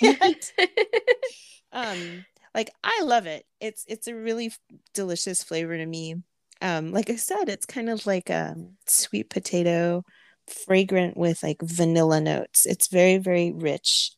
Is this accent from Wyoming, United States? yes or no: no; California, United States; I grew up in California